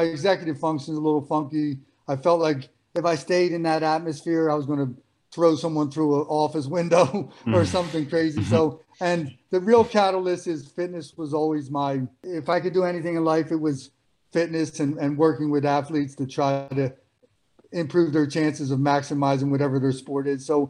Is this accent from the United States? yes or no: yes; Philadelphia, Pennsylvania, United States; growing up in Philadelphia, it was part Rocky.